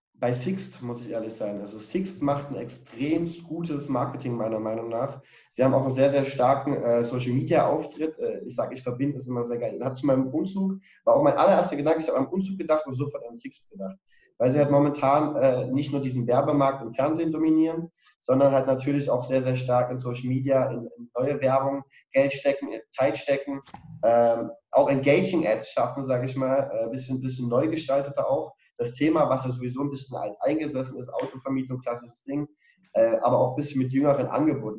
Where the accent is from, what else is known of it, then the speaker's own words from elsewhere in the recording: Dresden, Saxony, Germany; ich bin ja auch Dresdner